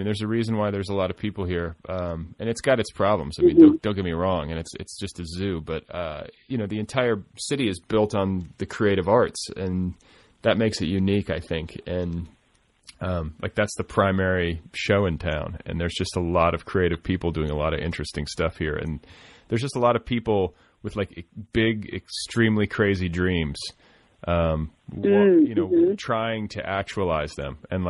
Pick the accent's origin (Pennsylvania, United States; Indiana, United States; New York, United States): Indiana, United States; also born or lived in Colorado; now in Los Angeles, United States; I'm from small towns. I mean, Christ, I grew up in Indiana